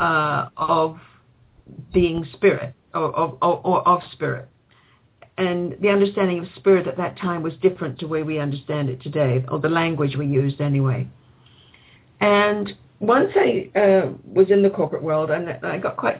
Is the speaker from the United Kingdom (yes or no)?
yes; England, United Kingdom; now in Canada; I grew up in England